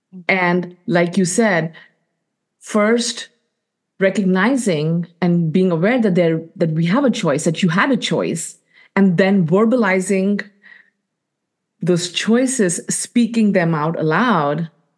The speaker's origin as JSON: {"language": "English", "country": "India", "said": "You know, as women, and more specifically as Indian women, we do things to make other people happy, to give to other people."}